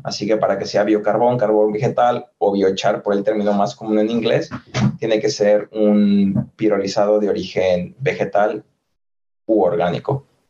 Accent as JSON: {"language": "Spanish", "town": "San Francisco del Rincón", "region": "Guanajuato", "country": "Mexico", "tie": "born or raised there", "also_born_or_lived": "Guadalajara / Madrid", "moved": "as an adult", "lives_now": "Limerick, Ireland", "said": "Soy mexicano, nacido en la ciudad de San Francisco de Rincón, en el estado de Guanajuato"}